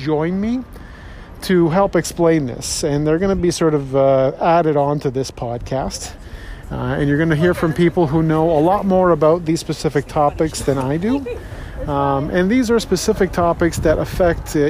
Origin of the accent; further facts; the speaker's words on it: Toronto, Ontario, Canada; born and raised in Toronto, born in Scarborough, stayed in Toronto my whole life